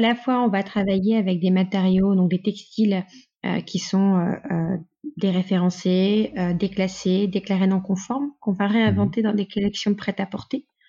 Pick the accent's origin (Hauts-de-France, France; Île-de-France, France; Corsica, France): Hauts-de-France, France; Lille; also born or lived in Mexico; Je suis lilloise, nordiste d'origine.